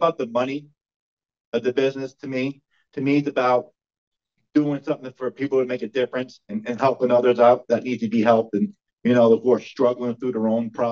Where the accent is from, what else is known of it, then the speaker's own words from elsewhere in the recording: New York, United States; my hometown of Glacier, New York